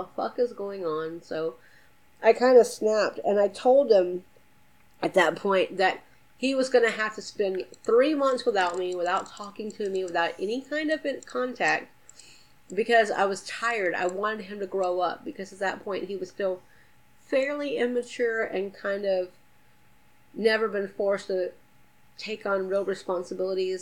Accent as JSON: {"language": "English", "town": "Atlanta", "region": "Georgia", "country": "United States", "said": "I'm from Atlanta"}